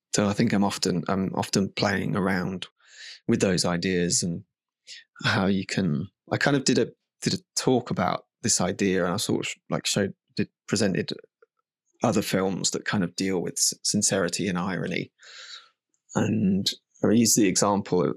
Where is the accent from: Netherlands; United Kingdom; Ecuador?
United Kingdom; now in Margate, United Kingdom; I'm definitely a product of being British